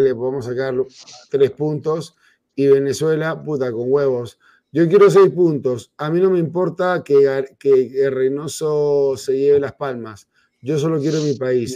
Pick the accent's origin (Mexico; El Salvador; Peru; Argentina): Peru; como peruano